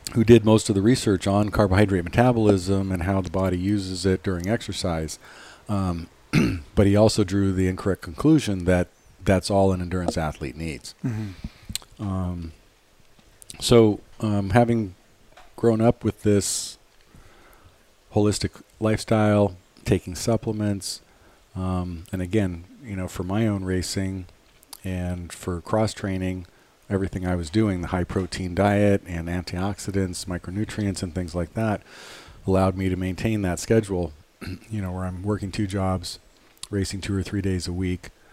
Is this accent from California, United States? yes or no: yes; Los Angeles, California, United States; I was born at home in the Hollywood Hills. 1967